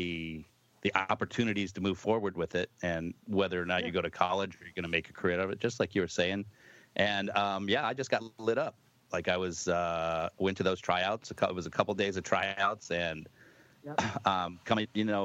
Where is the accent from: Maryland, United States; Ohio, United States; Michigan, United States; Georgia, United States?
Michigan, United States; Detroit suburbs; I myself grew up in the Detroit suburbs playing hockey.